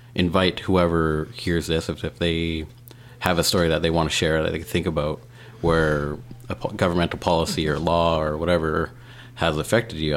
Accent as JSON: {"language": "English", "country": "Canada", "moved": "as an adult", "lives_now": "Montreal, Canada", "said": "I'm from the West Coast"}